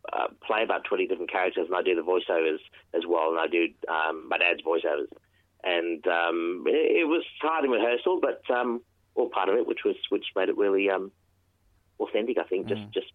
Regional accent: India; This is how I am, and I'm Indian.

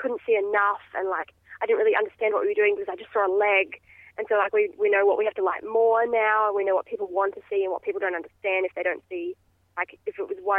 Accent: Albury, New South Wales, Australia; moved away as an adult; also born or lived in Melbourne; I grew up in Albury-Wodonga, where the Fruit Fly Circus is.

